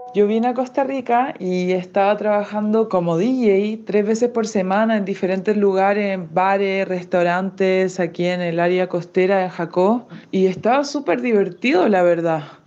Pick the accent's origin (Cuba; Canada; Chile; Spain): Canada; also born or lived in Toronto, Canada; Los canadienses les deseamos